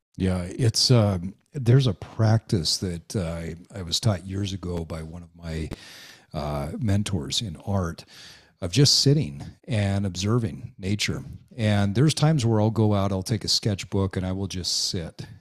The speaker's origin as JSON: {"language": "English", "region": "Utah", "country": "United States", "tie": "born or raised there", "said": "I grew up in Utah"}